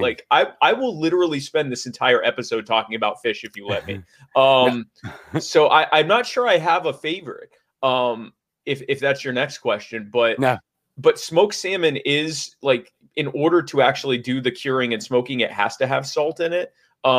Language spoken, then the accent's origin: English; the South, United States; I'm from the South. We salt our salt.